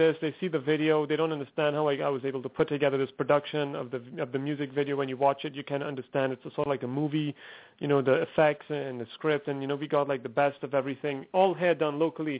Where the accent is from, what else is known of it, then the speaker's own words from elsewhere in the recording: Trinidad & Tobago; originally I'm from Trinidad and Tobago. It's a small island in the Caribbean